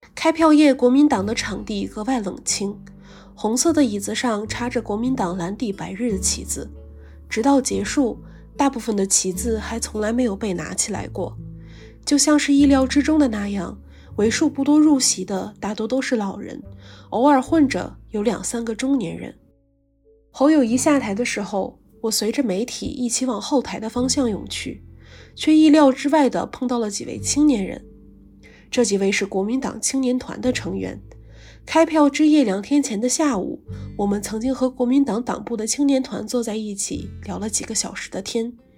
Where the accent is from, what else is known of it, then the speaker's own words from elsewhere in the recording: China; moved away as an adult; now in Hong Kong; 自己内地生的身份